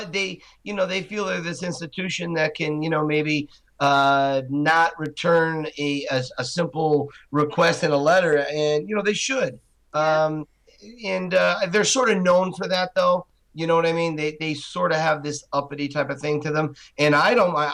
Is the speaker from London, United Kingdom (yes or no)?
no; Wales, United Kingdom; Don't forget, I'm from Wales